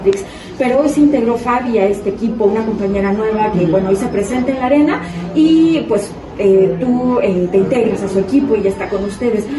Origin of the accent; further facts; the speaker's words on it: Panama; now in Mexico; por ser panameña, por ser mexicana